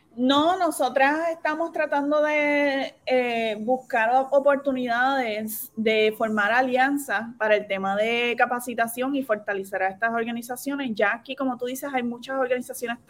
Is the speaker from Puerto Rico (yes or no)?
yes; San Lorenzo, Puerto Rico; moved away as an adult; yo soy de San Lorenzo